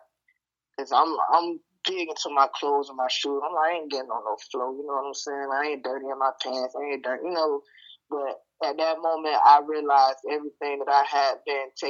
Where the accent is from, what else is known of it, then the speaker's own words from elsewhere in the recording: Vero Beach, Florida, United States; accent: country; I'm from Monroe Heights or Vero Beach, Florida